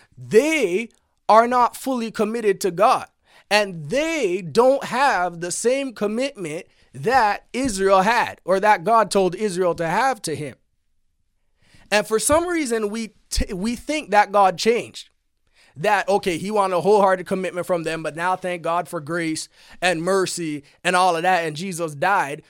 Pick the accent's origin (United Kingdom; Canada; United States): Canada; I'm Canadian, not American